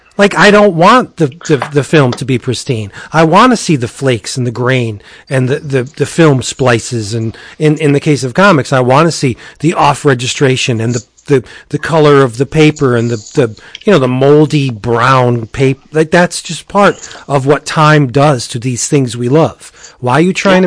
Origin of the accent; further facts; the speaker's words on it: Pennsylvania, United States; I come from Pennsylvania, I'm nowhere more at home than I am in New York City